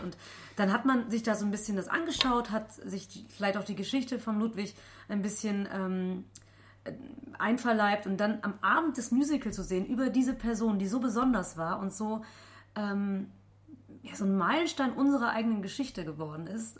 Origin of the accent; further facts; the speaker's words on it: Heinsberg district, North Rhine-Westphalia, Germany